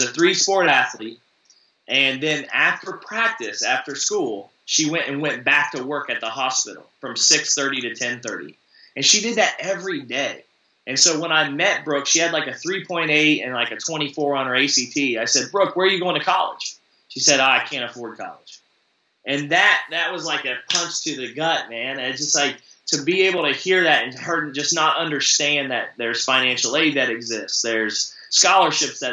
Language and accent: English; Appalachian region, United States; I grew up in the Appalachian region